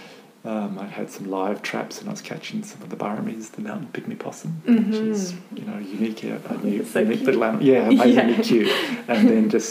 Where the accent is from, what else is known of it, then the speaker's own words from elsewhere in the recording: Canberra, Australian Capital Territory, Australia; moved away as an adult; also born or lived in Melbourne; now in Hobart, Australia; I was born in Melbourne, but grew up in Canberra